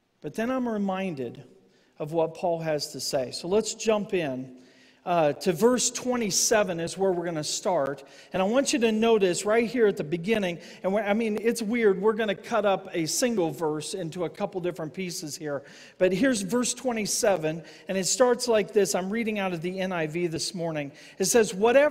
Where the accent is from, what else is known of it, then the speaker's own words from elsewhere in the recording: United States; I'm an American